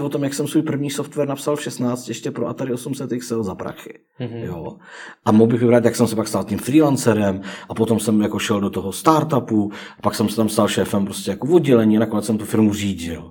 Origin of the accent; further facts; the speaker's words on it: Czechia; jsme Češi